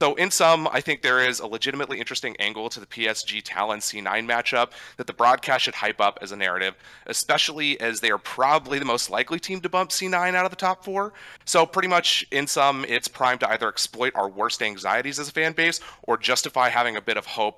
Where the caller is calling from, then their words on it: Tacoma, Washington, United States; Hey, I am calling from lovely Tacoma, Washington, up here in the Great Pacific Northwest.